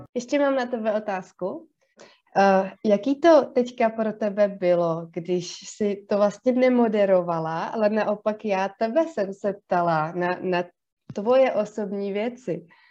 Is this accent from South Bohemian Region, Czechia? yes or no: yes; Kaplice, South Bohemian Region, Czechia; also born or lived in London / Prague; now in Ostrava, Czechia; původně jsem z pohraničí z Jižních Čech, z takového maloměsta ehm, z kaplice